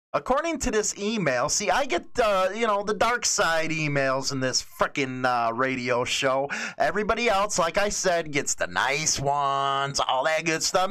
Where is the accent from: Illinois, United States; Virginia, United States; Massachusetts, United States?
Illinois, United States; Chicago; moved away as an adult; now in Northern Illinois, United States; I'm from Chicago, grew up in a mostly Latino neighborhood, and now I'm in Northern Illinois